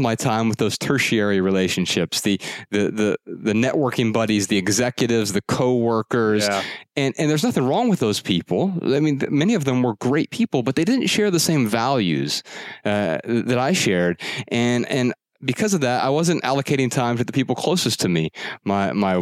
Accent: Dayton, Ohio, United States; I grew up really poor in Dayton on welfare and food stamps

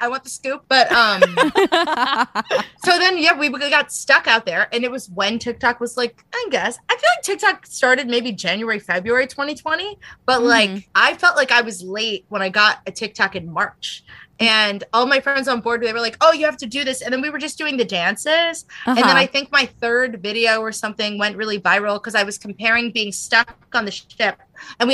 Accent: United States; I'm American.

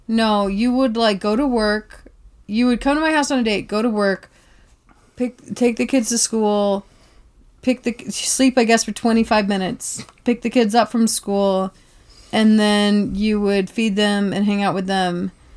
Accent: Tybee Island, Georgia, United States; I came from Tybee Island, Georgia

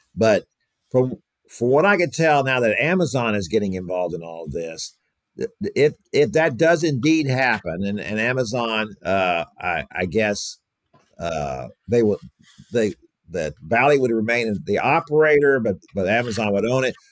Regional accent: Houston, Texas, United States; I grew up in Houston listening to Gene Elston

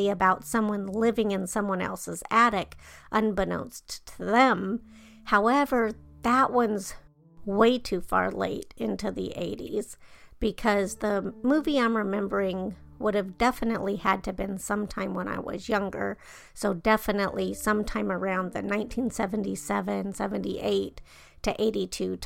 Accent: Denver, Colorado, United States; born or raised there

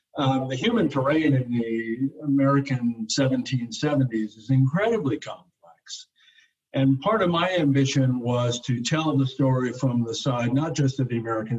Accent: Munich, Bavaria, Germany; born there; also born or lived in Hawaii, United States; I'm a Europeanist. I was born in Munich. I lived in Europe for a number of years.

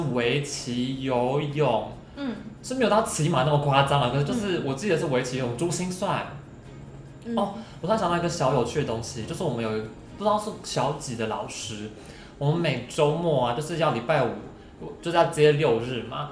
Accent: Hsinchu, Taiwan; 像我们新竹相对可能客家人比例再多一点点吧

